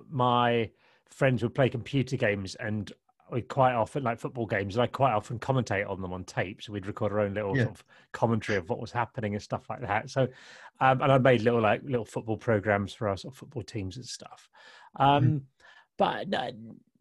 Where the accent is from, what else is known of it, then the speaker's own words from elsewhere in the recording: Kent, South East England, United Kingdom; I grew up in Kent in the 80s